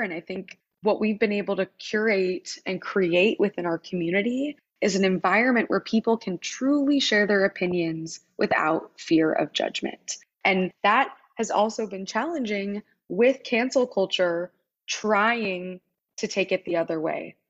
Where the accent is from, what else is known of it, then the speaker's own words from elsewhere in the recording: Wichita, Kansas, United States; moved away as an adult; also born or lived in Philadelphia, Pennsylvania; I grew up in Wichita